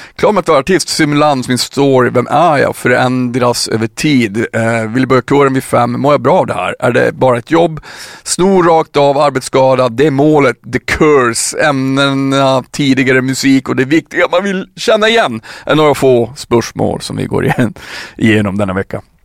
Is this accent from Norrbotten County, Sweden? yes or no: yes; Piteå, Norrbotten County, Sweden; jag kommer ju själv från en bruksort, alltså såhär Piteå